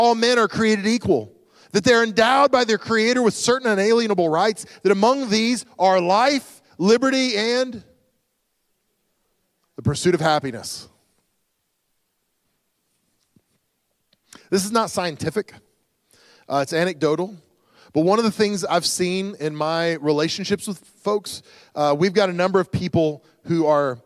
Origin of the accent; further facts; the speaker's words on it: United States; who we are as Americans